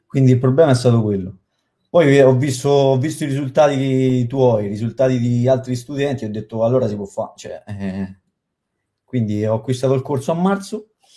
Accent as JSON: {"language": "Italian", "town": "Latina", "region": "Lazio", "country": "Italy", "said": "Io sono di Latina"}